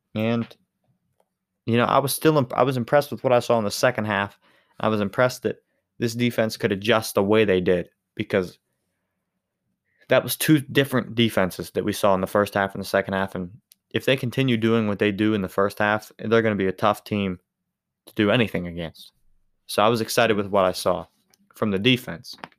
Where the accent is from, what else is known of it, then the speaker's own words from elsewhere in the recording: Western Pennsylvania, United States; I'm from Western Pennsylvania